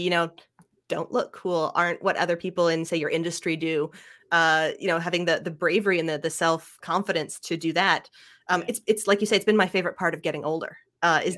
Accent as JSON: {"language": "English", "town": "Ottawa", "region": "Ontario", "country": "Canada", "tie": "born or raised there", "also_born_or_lived": "Montreal", "said": "I grew up in Ottawa, is the town I grew"}